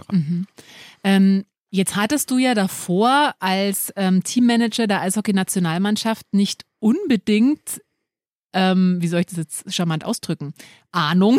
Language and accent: German; Munich, Bavaria, Germany; als Münchner kennt man den natürlich, man wächst mit dem auf